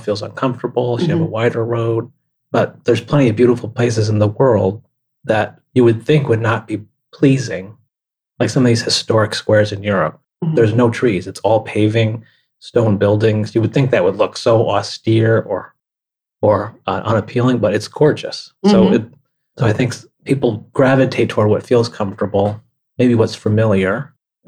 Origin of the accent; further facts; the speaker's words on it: Rochester, New York, United States; I grew up in Rochester, New York